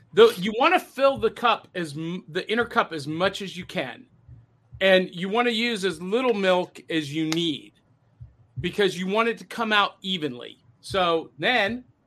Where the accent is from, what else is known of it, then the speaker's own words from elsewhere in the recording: Nashville, Tennessee, United States; my hometown of Nashville, Tennessee